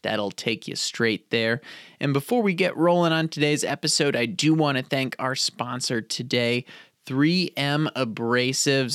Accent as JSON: {"language": "English", "town": "St. Louis", "region": "Missouri", "country": "United States", "said": "I'm from St. Louis, Missouri originally"}